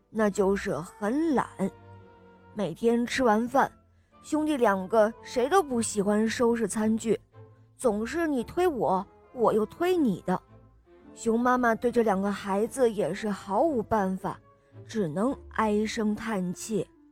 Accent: Beijing, China; 今年两岁半了，我来自北京

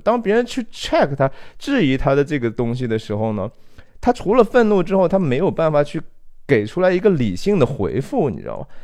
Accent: China; 我们中国人不太喜欢讲这个罪哈

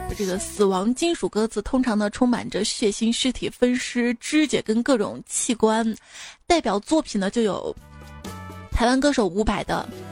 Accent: Shaanxi, China; accent: Shaanxi dialect; 用我们陕西话来说呢，就是坤得燃燃唧唧的，燃面子燃的

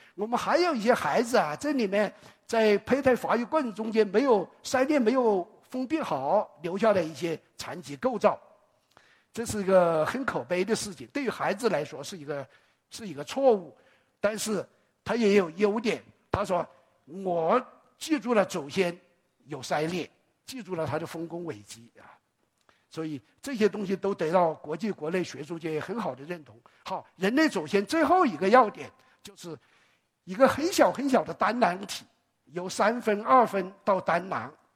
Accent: China; 我们中国人很爱脸

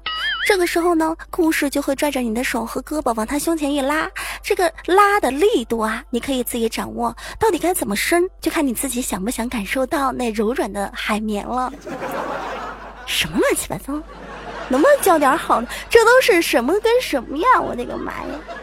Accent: China; 我们中国人是按农历来的

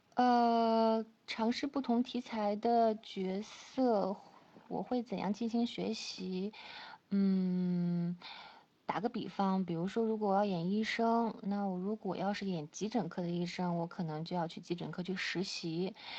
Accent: Chifeng, Inner Mongolia, China; moved away; 我赤峰，我是在赤峰出生的，赤峰最早是归辽宁管，然后八四年就拨给内蒙了

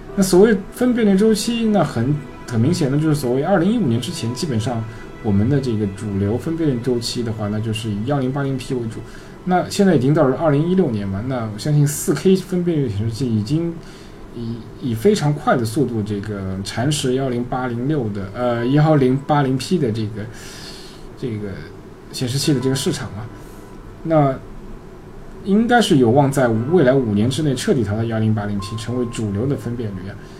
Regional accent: China; 我们中国人

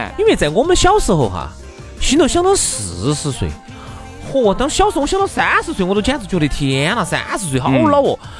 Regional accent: China; 这个财富在哪儿哈？它让我们中国人能够每年能够自我反省一次。

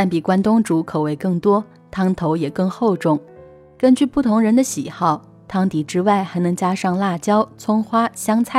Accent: Nanchang, Jiangxi, China; moved away as an adult; now in United States; 十八岁之前，我都在南昌长大，

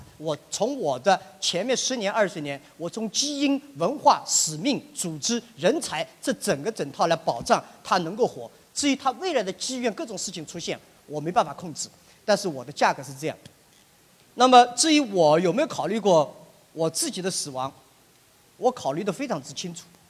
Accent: China; 我在美国海外没有留过学，但是我自小对英文感兴趣，我对西方的文化感兴趣。但是我是一个中国人

